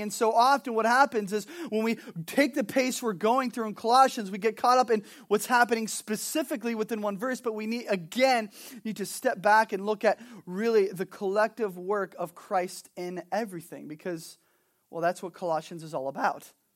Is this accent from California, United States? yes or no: yes; Southern California, United States; also born or lived in Montana; now in Kona, United States; I'm originally from Southern California.